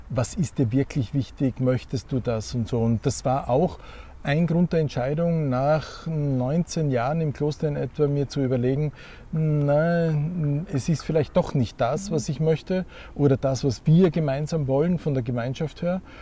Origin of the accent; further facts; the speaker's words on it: Graz, Styria, Austria; Ja, also ich komme aus Graz und aus einer Familie, wo mein Vater war Anwalt, meine Mutter Apothekerin